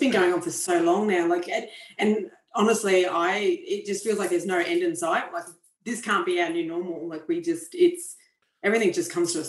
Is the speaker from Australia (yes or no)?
yes; Queensland, Australia; So Queensland, which is actually my home state